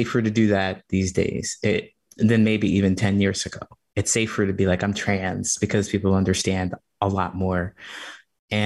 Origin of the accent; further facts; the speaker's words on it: Ohio, United States; moved away as an adult; also born or lived in California; now in Chicago, United States; I grew up in Ohio in a small town